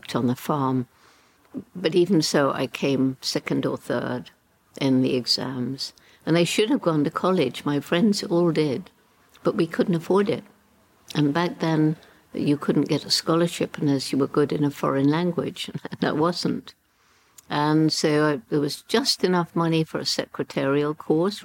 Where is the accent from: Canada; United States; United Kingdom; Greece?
United Kingdom; Bournemouth, South West England; also born or lived in London / Le Touquet; went to my mother's mother, my grandmother, in Bournemouth. That's where I grew up